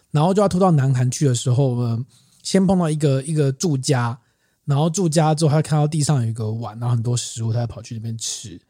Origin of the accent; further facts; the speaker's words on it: Keelung, Taiwan; 我的老家基隆